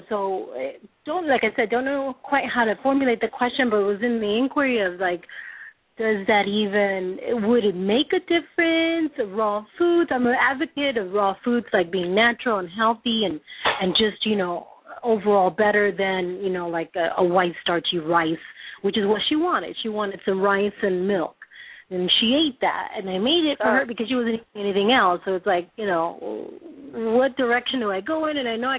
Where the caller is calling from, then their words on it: San Diego, California, United States; I'm calling from San Diego.